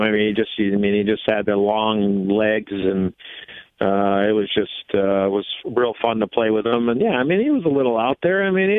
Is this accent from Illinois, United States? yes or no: yes; Chicago, Illinois, United States; I played against him as a growing up in Chicago